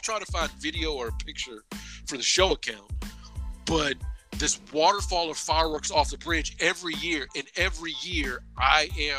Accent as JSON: {"language": "English", "town": "Louisville", "region": "Kentucky", "country": "United States", "tie": "born or raised there", "said": "as a native Louisvillian, as a native Kentuckian"}